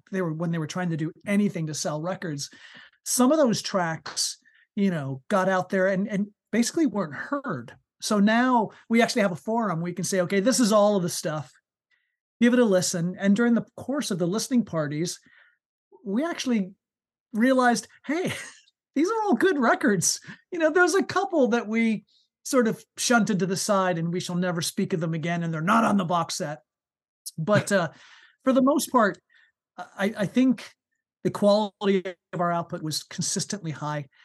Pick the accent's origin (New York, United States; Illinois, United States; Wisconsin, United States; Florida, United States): New York, United States; Uh, and I was born and brought up on the East Coast of the United States. So born and raised in New York to begin with.